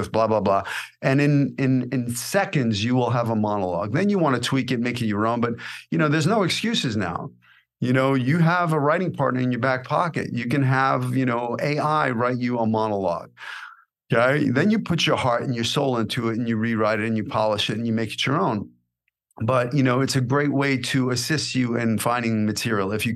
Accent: New York City, New York, United States; accent: New York; moved away as an adult; also born or lived in Los Angeles; I came out to Hollywood at 18 with 200 bucks in my pocket and one-way ticket, right off the streets of Brooklyn.

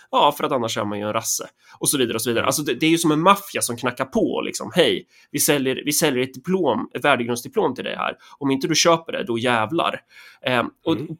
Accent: Närke, Örebro County, Sweden; vi är ju närkingar

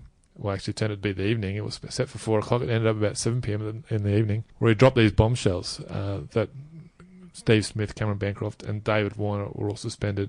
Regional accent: Australia; one of the worst things you've been called as an Australian, not just a sportsman, but in any form of life, is a cheat.

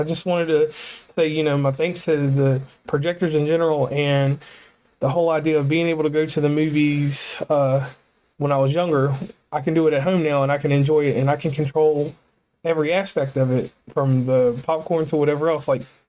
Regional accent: West Virginia, United States; So once again … from West Virginia and Commonplace, and I am signing off.

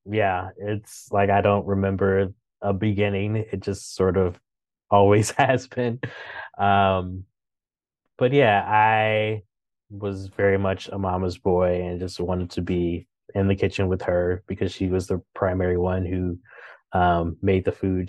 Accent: Chicago, Illinois, United States; moved away as an adult; also born or lived in Saint Louis / New York; now in Washington, D.C., United States; I grew up in Chicago

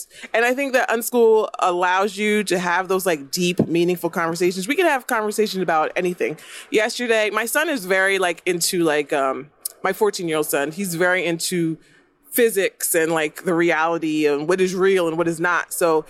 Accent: New Jersey, United States; also born or lived in Texas; now in Florida, United States; We're from New Jersey, but we moved to Texas.

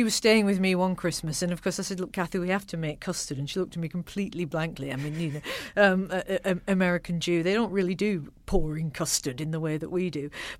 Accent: Accrington, North West England, United Kingdom; when I was growing up in Accrington, in the chilly, frozen north, our household was generally a rather claustrophobic and miserable place

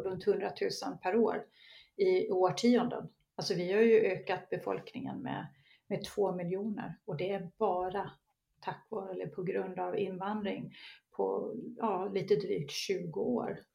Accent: Gotland, Sweden; accent: Gotlandic; moved away as an adult; also born or lived in Bromma, Stockholm; now in Höllviken, Sweden; man, kan luras av min dialekt, men jag är ju uppvuxen på Gotland, men jag bor i Skåne sedan ja, 25 år

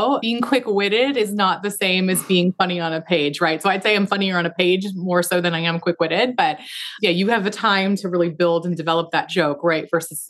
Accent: Pacific Northwest, United States; I tried to capture the feeling of growing up in the Pacific Northwest, which I hope I did.

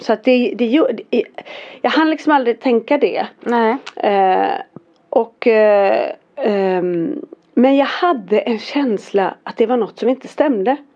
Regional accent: Fjällbacka, Västra Götaland, Sweden; jag är från Fjällbacka

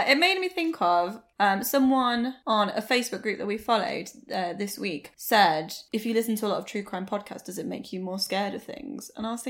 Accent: United Kingdom; Maybe it's because we're white British girls.

